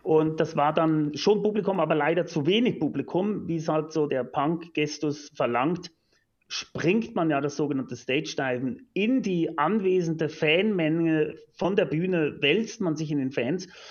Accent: Lucerne, Switzerland; Ich bin, wie gesagt, in Luzern aufgewachsen

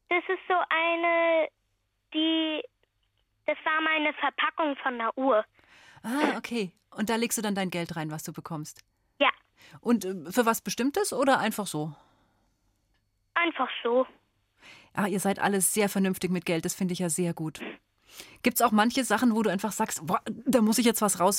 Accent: London, United Kingdom; ich komme aus England. Oh, und wo daher? Ähm, aus London.

